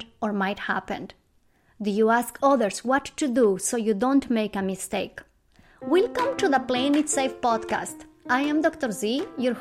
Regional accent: Bolivia; moved away; I am originally from Bolivia, South America, and every single year I travel to Bolivia to spend time with my family

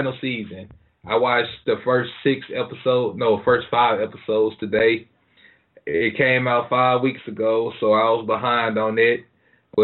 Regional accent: Greenville, United States; people didn't think I was from Greenville because I didn't talk like

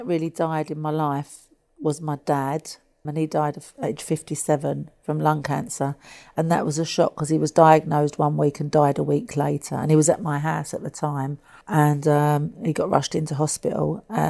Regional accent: Dublin, Leinster, Ireland; as a young girl growing up in Dublin, I never thought I'd get to be here and see the Pope.

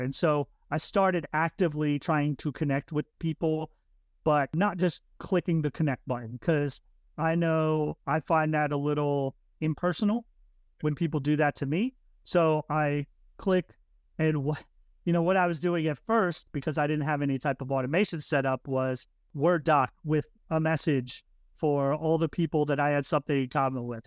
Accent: Florida, United States; moved away as an adult; I'm originally from Florida

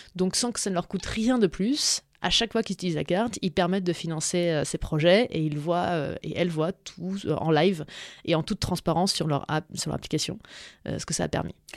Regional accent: Dijon, Bourgogne-Franche-Comté, France; moved away; also born or lived in New York; je viens de Dijon

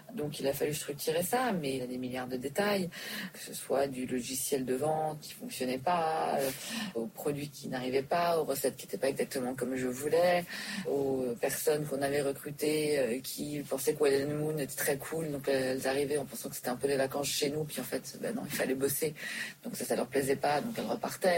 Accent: Switzerland; also born or lived in New York, United States / Dubai; now in Paris, France; j'ai grandi en Suisse

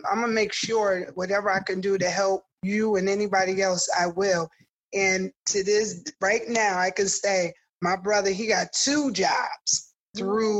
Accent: New Haven, Connecticut, United States; I'm born and raised in New Haven. I do look at myself as so New Haven. I grew up in Newhartville

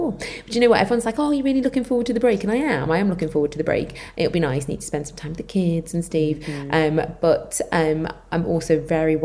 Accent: Liverpool, North West England, United Kingdom; accent: Scouse; moved away as an adult; also born or lived in Leeds; I moved away from Liverpool, I went to Leeds for uni

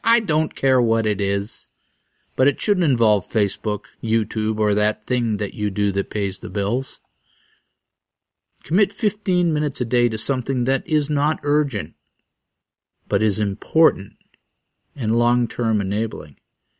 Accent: Groton, Massachusetts, United States; my hometown of Groton, Massachusetts.

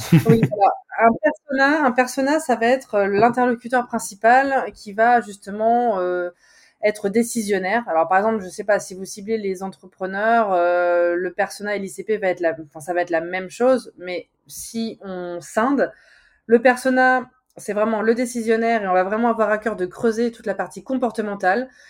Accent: Charente-Maritime, Nouvelle-Aquitaine, France; moved away as an adult; also born or lived in Nord, France; moi je suis de, je suis de Charente-Maritime. Je suis partie m'exiler dans le Nord six ans

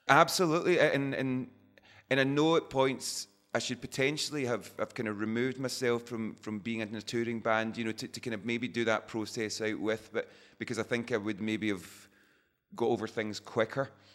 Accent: Scotland, United Kingdom; we're always described as Scottish rock band

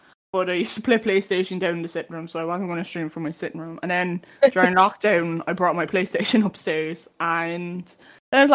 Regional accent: Cork, Munster, Ireland; I'm 22, I'm from Cork.

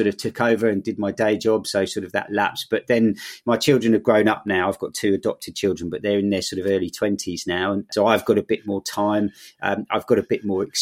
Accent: London, United Kingdom; moved away as an adult; now in Bristol, United Kingdom; I grew up in London, but didn't want to live there anymore

